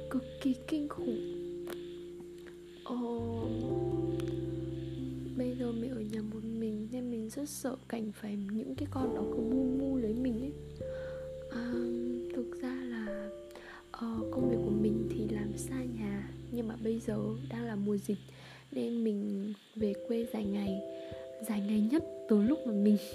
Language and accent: Vietnamese; Central Vietnam, Vietnam; một thời gian dài ở nhà luôn là nói giọng quê nên mà khi mình đi làm lại thì việc mà nói lại giọng phổ thông chuyển sang giọng bắc như thế này thì nó rất khó ai nghe vào cũng biết mình là người miền trung cả